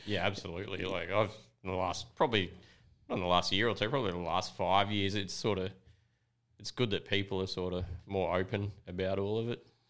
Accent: Woolai, New South Wales, Australia; I grew up in Woolai when I was real young.

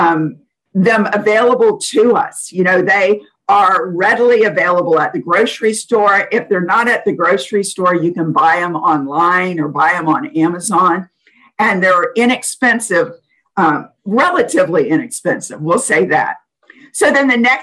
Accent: New Orleans, Louisiana, United States; I'm from New Orleans

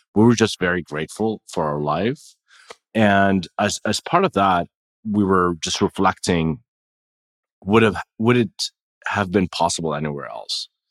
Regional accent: Jordan; moved away; I was born and raised in Jordan

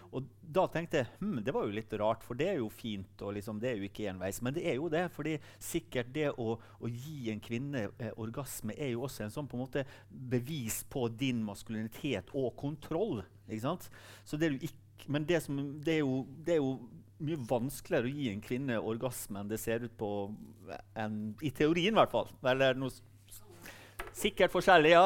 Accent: Sunnmøre, Møre og Romsdal, Norway; så jeg er jo sunnmøring

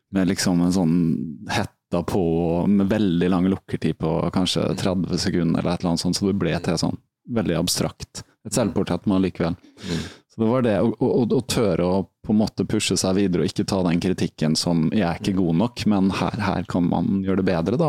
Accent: Halden, Østfold, Norway; also born or lived in Rykkinn, Bærum; jeg er egentlig fra Fredrikshals

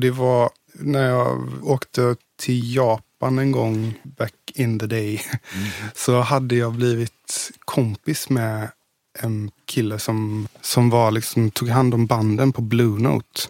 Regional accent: Gothenburg, Västra Götaland, Sweden; also born or lived in Billdal, Sweden; I Göteborg. I, född i Masthugget och uppvuxen okay. i Majorna, Kungsladugård

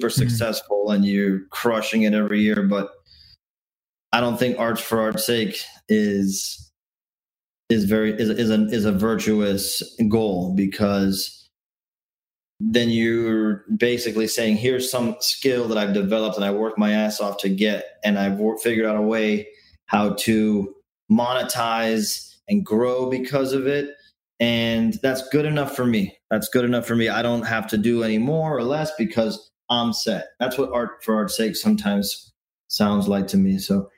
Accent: Miami, Florida, United States; also born or lived in Virginia / Washington, D.C.; I was born there, but I've been in Miami since I was 2 years old. So I don't even remember living in DC all that much. And I feel like I'm as Miami as the next guy

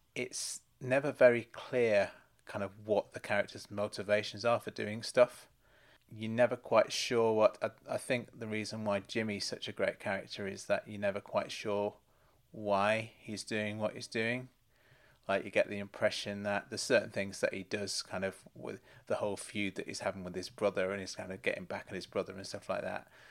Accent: United Kingdom; as a British viewer

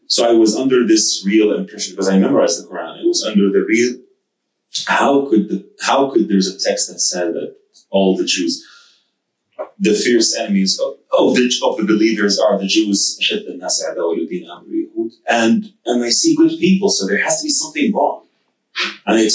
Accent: Saudi Arabia; now in United Arab Emirates; I was born and raised in Saudi Arabia to a Saudi Egyptian family.

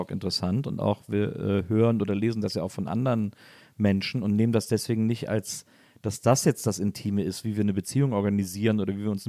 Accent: Paris, Île-de-France, France; ich bin aus Paris.

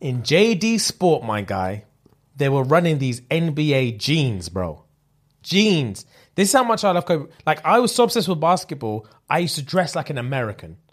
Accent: United Kingdom

